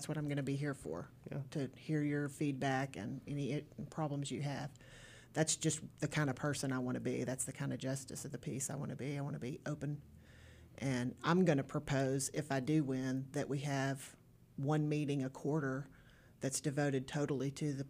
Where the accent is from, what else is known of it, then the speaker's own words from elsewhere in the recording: Springdale, Arkansas, United States; I was born and raised in Springdale.